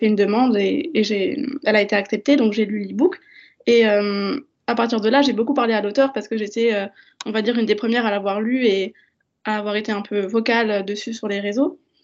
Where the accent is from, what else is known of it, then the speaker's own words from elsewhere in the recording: Strasbourg, Grand Est, France; j'ai grandi ben, en France, à Strasbourg, et j'habite toujours avec ma mère